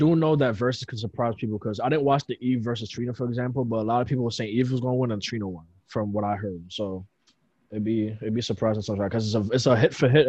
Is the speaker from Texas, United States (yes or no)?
no; New York City, New York, United States; I'm from Brooklyn.